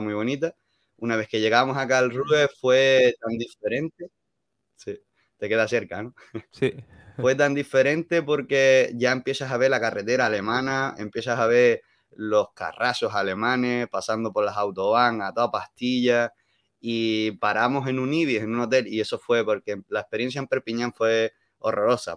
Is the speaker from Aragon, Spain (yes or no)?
no; Málaga, Andalusia, Spain; accent: mix of Andalusian and Canarian; moved away as an adult; also born or lived in Las Palmas, Spain; now in Germany; Yo soy andaluz, yo vengo de Málaga de Málaga. Lo que pasa es que me fui a vivir a Las Palmas tres años, entonces tengo una mezcla